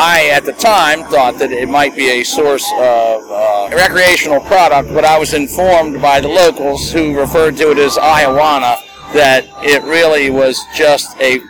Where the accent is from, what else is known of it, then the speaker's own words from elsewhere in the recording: Frederick, Maryland, United States; Yep, also Frederick, Maryland.